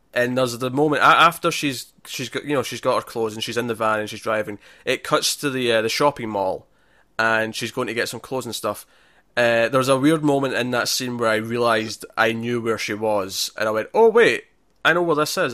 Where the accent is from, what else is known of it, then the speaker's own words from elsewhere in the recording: Scotland, United Kingdom; it's kinda funny being Scottish